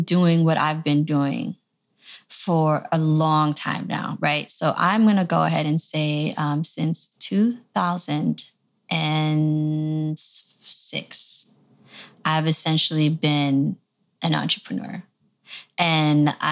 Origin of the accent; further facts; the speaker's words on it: Toronto, Ontario, Canada; also born or lived in Michigan; now in Los Angeles, United States; I grew up in Toronto. So I've been all over, but I ended up in LA.